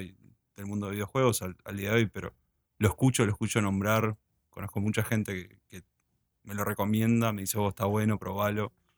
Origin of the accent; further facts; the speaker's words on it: Uruguay; also born or lived in United States; yo cuando era chico y nos mudamos para Uruguay con mi familia, pues yo nací en Estados Unidos